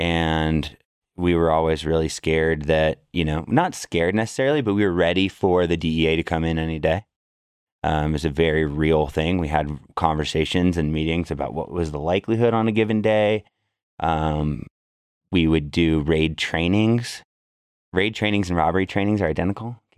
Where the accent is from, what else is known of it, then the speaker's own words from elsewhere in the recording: Berkeley, California, United States; also born or lived in San Francisco, California; I grew up in Berkeley, California